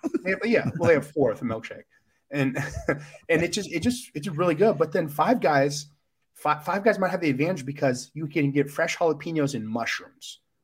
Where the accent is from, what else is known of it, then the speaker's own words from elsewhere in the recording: Grapevine, Texas, United States; moved away; I'm back home in, in Dallas, Texas. I'm from Grapevine.